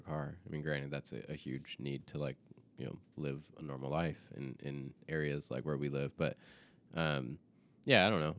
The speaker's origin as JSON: {"language": "English", "region": "the South", "country": "United States", "tie": "born or raised there", "said": "I grew up in the South"}